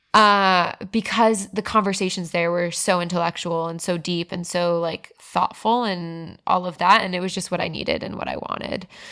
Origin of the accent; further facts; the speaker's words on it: South Florida, United States; moved away; also born or lived in Broward County; I grew up in South Florida